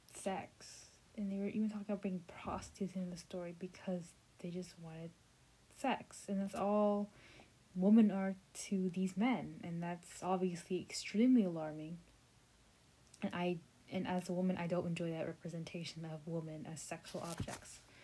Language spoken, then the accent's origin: English; United States; I'm an American, I mean, I'm a Vietnamese American